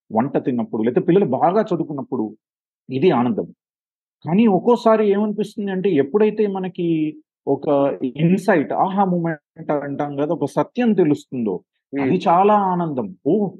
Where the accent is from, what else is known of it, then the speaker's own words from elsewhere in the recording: Hyderabad, Telangana, India; moved away as an adult; now in Sri Lanka; నేను పుట్టి పెరిగింది హైదరాబాద్లోనే